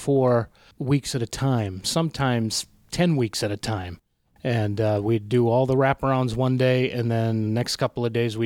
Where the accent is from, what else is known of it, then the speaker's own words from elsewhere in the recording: Haverhill, Massachusetts, United States; I actually grew up in Haverhill, Mass.